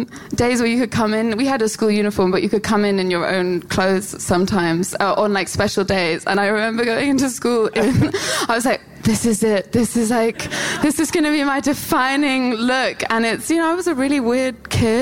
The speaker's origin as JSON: {"language": "English", "region": "London", "country": "United Kingdom", "said": "I'm from South London."}